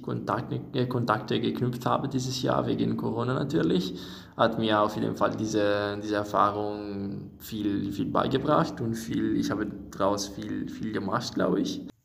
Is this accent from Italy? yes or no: yes; Italy; German is a second language; moved away as an adult; now in Göttingen, Germany; ich komme aus Italien und ich bin hier in Göttingen für meinen für mein Erasmus